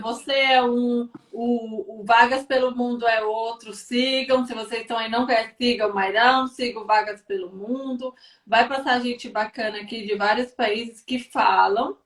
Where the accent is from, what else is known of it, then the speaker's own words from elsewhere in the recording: Brazil; moved away; como nós somos brasileiros